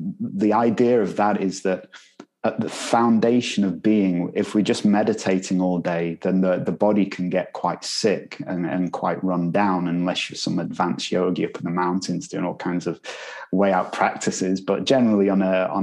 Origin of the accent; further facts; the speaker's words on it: Manchester, North West England, United Kingdom; I'm from Manchester, you know. we pronounce things differently there